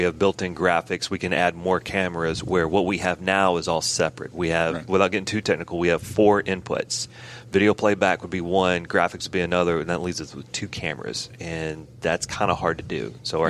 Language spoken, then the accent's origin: English; Florence, Alabama, United States; moved away as an adult; also born or lived in Murfreesboro, Tennessee; I'm originally from Florence, Alabama